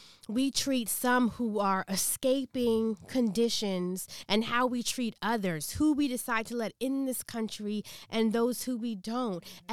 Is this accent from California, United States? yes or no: no; Washington, District of Columbia, United States; I grew up in D.C.